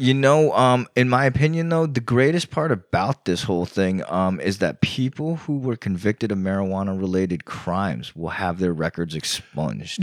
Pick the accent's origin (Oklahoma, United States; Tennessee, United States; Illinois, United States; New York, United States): New York, United States; moved away; also born or lived in Virginia / Florida; I grew up in New York